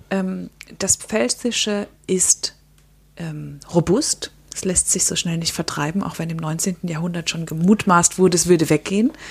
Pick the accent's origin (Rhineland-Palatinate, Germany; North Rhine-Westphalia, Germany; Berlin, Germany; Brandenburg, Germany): Rhineland-Palatinate, Germany; accent: Palatine